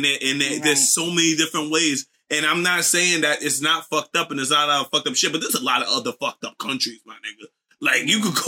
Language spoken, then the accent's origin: English; United States; I am American.